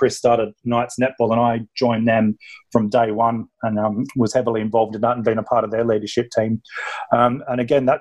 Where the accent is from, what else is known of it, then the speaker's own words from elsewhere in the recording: Sydney, New South Wales, Australia; moved away as an adult; now in United Kingdom; I'm British, but spent a big chunk of my life, grew up in Australia, so my accent might give me away a bit there. And I started playing in Sydney